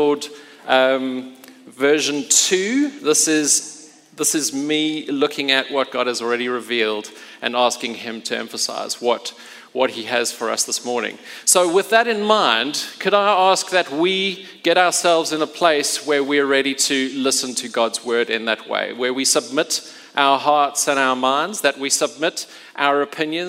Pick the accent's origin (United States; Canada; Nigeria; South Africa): South Africa; Port Elizabeth, Eastern Cape; moved away; I grew up in Port Elizabeth